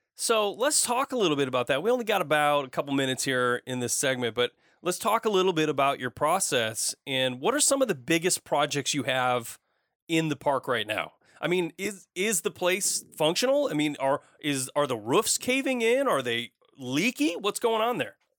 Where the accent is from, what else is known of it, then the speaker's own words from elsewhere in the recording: Flint, Michigan, United States; moved away as an adult; also born or lived in Portland area; now in Portland, United States; That's where I grew up, went to, uh, school, el, high school, graduated, and, uh, I left.